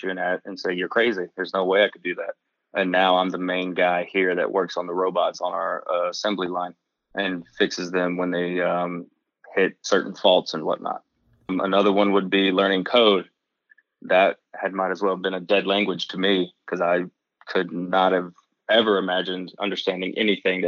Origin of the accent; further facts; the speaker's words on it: Mississippi, United States; moved away as an adult; also born or lived in Ontario; now in Milwaukee, United States; growing up in Mississippi, you kind of have to work on your own vehicles a lot